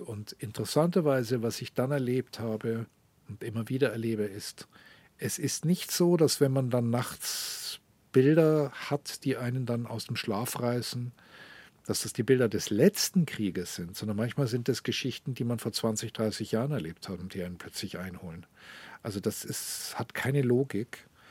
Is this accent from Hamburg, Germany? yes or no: no; Munich, Bavaria, Germany; first language German; moved away as an adult; also born or lived in Rome, Italy; now in Tel Aviv, Israel; München ist meine Heimatstadt